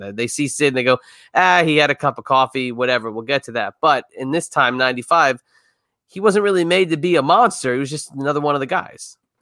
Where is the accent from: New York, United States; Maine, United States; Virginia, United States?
New York, United States; New York area, United States; I grew up in the New York area